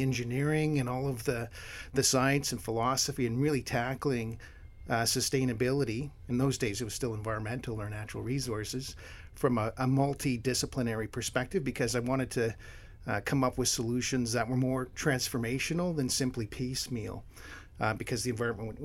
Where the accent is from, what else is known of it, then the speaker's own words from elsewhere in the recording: Hamilton, Ontario, Canada; also born or lived in Windsor, Ontario / Thunder Bay, Ontario; now in Ottawa, Canada; I was born in Hamilton, Ontario, which is halfway between Toronto and Niagara Falls